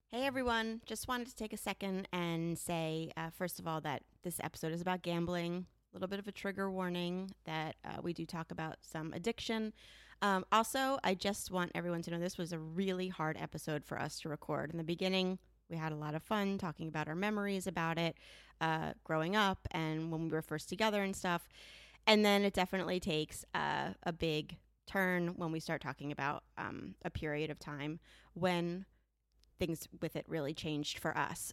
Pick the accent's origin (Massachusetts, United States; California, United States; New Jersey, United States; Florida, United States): New Jersey, United States; I'm a tried and true Jersey girl